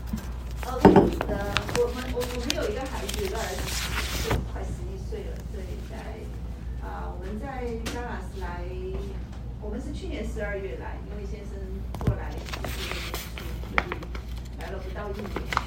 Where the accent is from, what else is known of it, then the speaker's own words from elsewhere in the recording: Chengdu, Sichuan, China; also born or lived in Canada; now in Dallas, United States; 我老家四川成都，